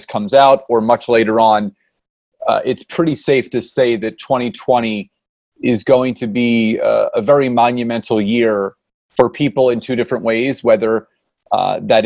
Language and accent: English; Philadelphia, Pennsylvania, United States; now in Marlton, United States; So born and raised in Philadelphia, Pennsylvania, now live in Southern New Jersey in Marlton